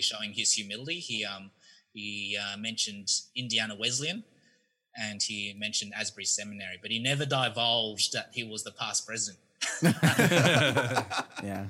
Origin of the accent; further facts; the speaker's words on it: Australia; moved away as an adult; now in United States; I'm actually from Australia. Moved here two years ago